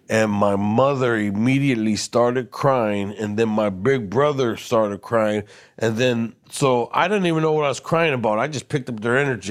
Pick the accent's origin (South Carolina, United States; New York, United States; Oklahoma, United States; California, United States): California, United States; Los Angeles; I was born and raised in East L A and the projects